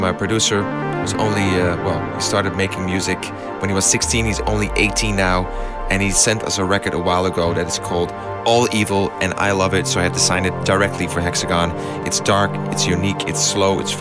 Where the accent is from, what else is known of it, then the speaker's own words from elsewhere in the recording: Amsterdam, North Holland, Netherlands; in my hometown of Amsterdam